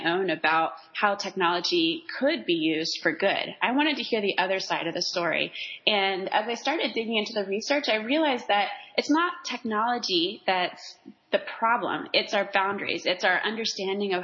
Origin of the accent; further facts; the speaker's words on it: Waco, Texas, United States; moved away as an adult; my hometown of Waco